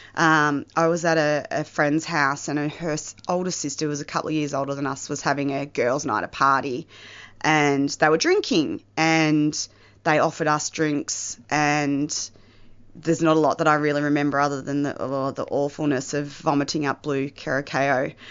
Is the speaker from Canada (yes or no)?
no; the Mallee, northwest Victoria, Australia; I am not from Melbourne. I originally grew up in the Mallee, uh, northwest Victoria, in a small country town.